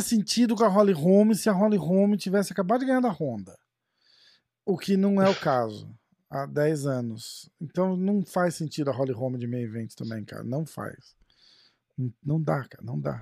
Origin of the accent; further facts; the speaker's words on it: Brazil; a gente é brasileiro